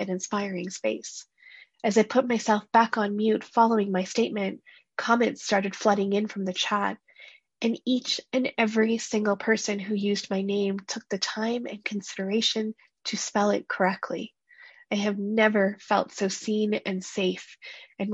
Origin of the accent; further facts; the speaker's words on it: Canada; first-generation Canadians like myself